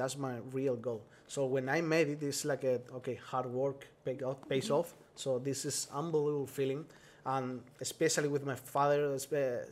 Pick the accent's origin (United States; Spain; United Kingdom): Spain; English is a second language